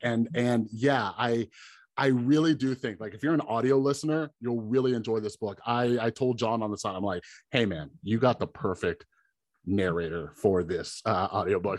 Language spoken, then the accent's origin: English; Las Vegas, Nevada, United States; I'm from Vegas